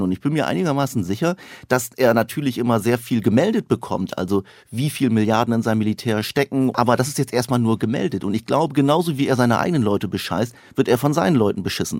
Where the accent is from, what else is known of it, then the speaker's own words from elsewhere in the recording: the Osnabrück area, Lower Saxony, Germany; ich komme auch aus der Ecke